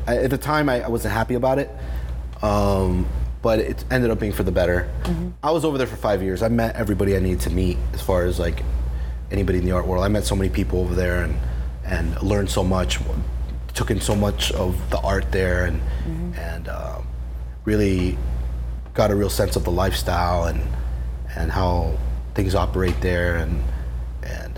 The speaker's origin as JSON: {"language": "English", "town": "Miami", "region": "Florida", "country": "United States", "tie": "born or raised there", "also_born_or_lived": "New Jersey / Baltimore", "moved": "as an adult", "said": "when I was seven, we moved back here"}